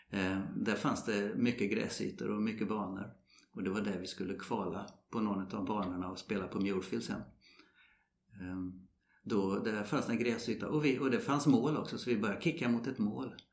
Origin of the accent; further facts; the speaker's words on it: Sweden; Ja, vi kommer från Sverige. Jaha, spelar de golf där? Jajamensan, sa vi. Och så, eh, vi spelar fotboll.